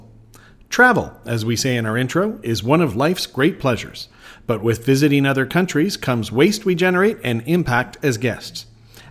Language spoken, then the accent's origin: English; Canada; now in Bangkok, Thailand; I am from Canada